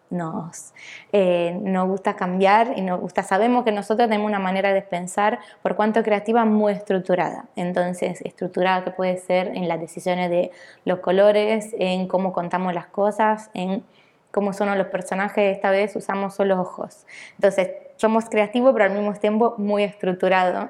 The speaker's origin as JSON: {"language": "Spanish", "country": "Italy", "also_born_or_lived": "Buenos Aires, Argentina", "moved": "yes", "lives_now": "Barcelona, Spain", "said": "soy italiana"}